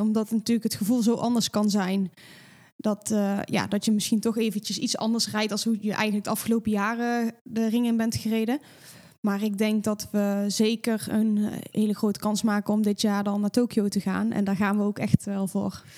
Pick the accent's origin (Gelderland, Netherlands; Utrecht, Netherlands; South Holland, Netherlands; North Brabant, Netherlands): North Brabant, Netherlands; En ik kom natuurlijk uit Brabant